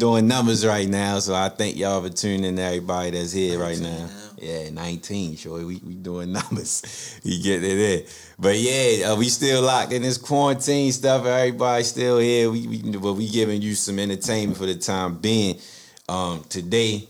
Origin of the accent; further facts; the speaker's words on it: Baltimore, Maryland, United States; growing up in Baltimore